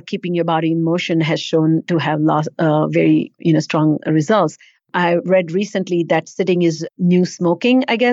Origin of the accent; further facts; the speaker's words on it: India; moved away; not growing up in India